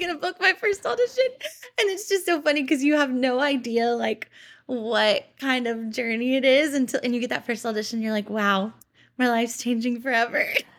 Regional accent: Memphis, Tennessee, United States; moved away as an adult; now in Los Angeles, United States; growing up in Memphis

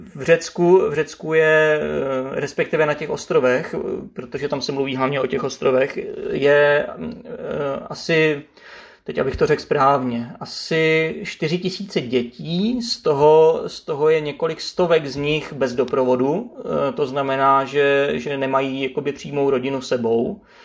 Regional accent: Czechia; my jsme Češi

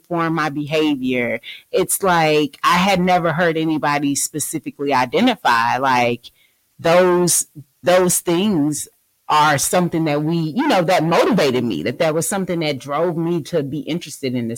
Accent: Galveston County, Texas, United States; we are from the Galveston

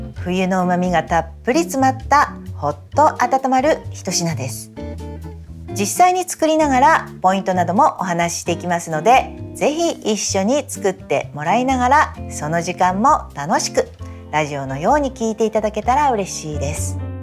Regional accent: Kanto, Japan; 私は関東出身

